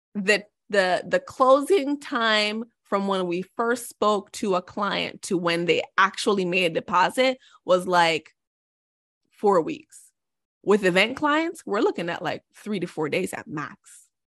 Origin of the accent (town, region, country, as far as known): Jamaica; born or raised there; moved away as an adult; now in United States